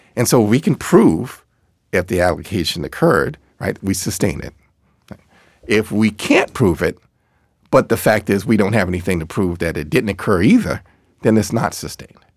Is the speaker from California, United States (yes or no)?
no; Boston, Massachusetts, United States; I grew up in Boston